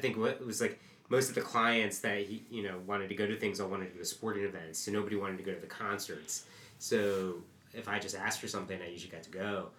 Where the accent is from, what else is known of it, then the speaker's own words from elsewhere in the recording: New Jersey, United States; moved away as an adult; also born or lived in Boston / New York; So, yeah, I grew up in New Jersey